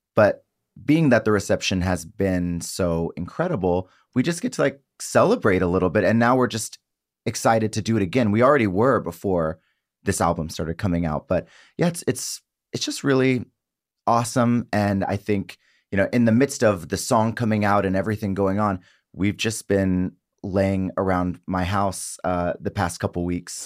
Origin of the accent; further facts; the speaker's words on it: South Mississippi, United States; I grew up in South Mississippi